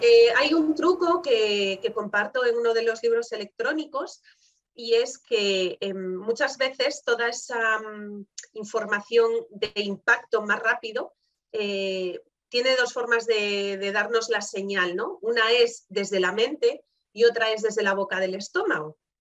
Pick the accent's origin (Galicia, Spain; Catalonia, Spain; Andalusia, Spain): Galicia, Spain; como buena gallega